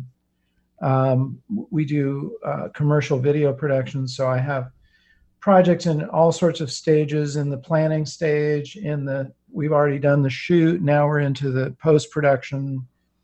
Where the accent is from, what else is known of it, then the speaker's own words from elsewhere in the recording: Silicon Valley, California, United States; I grew up in Silicon Valley long before it was called Silicon Valley.